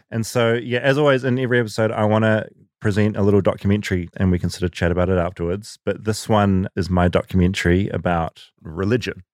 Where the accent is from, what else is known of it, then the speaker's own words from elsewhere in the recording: New Zealand; moved away as an adult; now in United States; I as a New Zealander